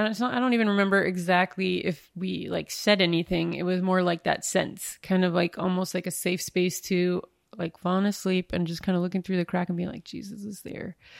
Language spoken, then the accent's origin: English; northern Minnesota, United States; moved away; am originally from northern Minnesota.